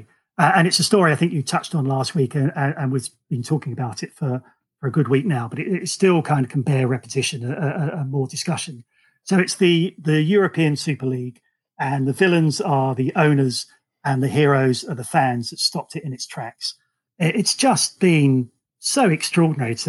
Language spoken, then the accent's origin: English; Romford, London, United Kingdom; moved away; also born or lived in the Midlands; I grew up in Romford. I moved to a small town in the Midlands